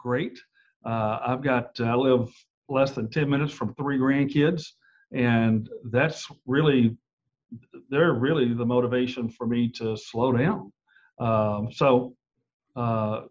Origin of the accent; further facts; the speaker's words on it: Nashville, Tennessee, United States; moved away; also born or lived in Texas; I'm originally from Nashville, Tennessee, grew up there